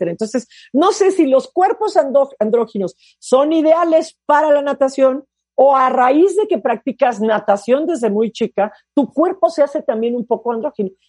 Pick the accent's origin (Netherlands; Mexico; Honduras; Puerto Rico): Puerto Rico; lo que yo estoy haciendo da a inspirar a muchos niños y sobre todo niñas en mi país